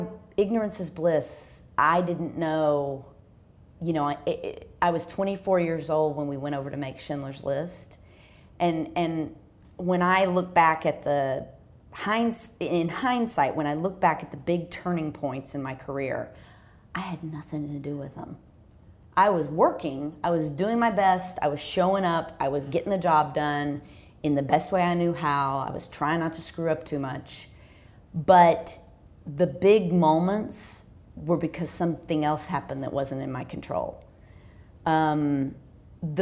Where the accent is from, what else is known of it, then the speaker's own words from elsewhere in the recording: Texas, United States; I'm from Texas